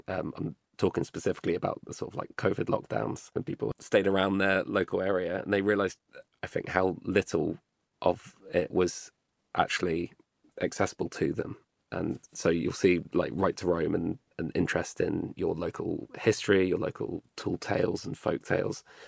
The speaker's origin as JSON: {"language": "English", "region": "London", "country": "United Kingdom", "said": "me as a Londoner"}